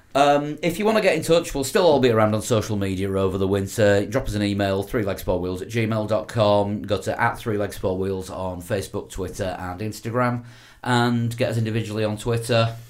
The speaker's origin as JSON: {"language": "English", "region": "Yorkshire and the Humber", "country": "United Kingdom", "said": "I'm a Yorkshire man"}